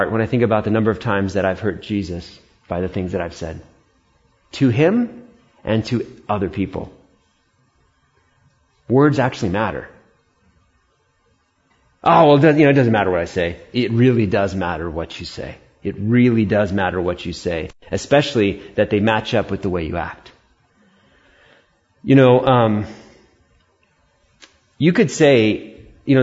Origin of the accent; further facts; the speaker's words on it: New York City, New York, United States; I was born in Queens, New York.